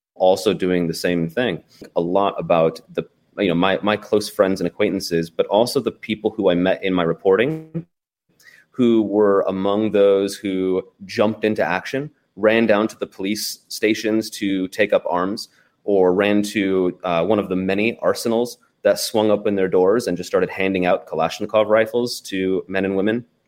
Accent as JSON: {"language": "English", "town": "Portland", "region": "Oregon", "country": "United States", "tie": "born or raised there", "also_born_or_lived": "Kyiv, Ukraine / Bakhmut, Ukraine", "moved": "as an adult", "lives_now": "Ukraine", "said": "growing up on the West Coast of the U S in Portland, Oregon"}